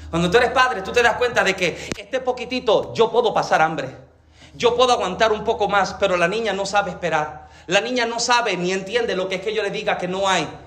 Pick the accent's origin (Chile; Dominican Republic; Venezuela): Dominican Republic; Y número tres, en palabras como dominicana, tacañería.